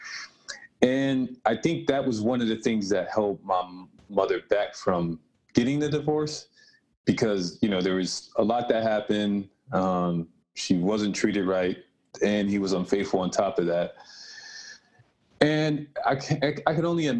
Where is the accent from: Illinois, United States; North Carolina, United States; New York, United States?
New York, United States; Rochester; also born or lived in Buffalo; I moved back home, my hometown, Rochester native.